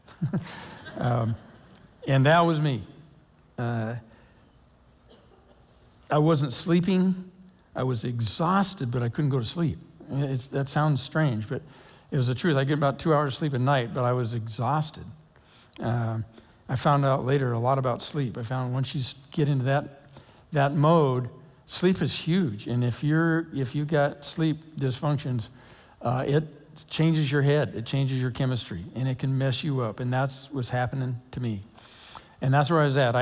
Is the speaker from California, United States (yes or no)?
no; Lake Oswego, Oregon, United States; I grew up in Lake Oswego. I graduated from high school there, went on to Oregon State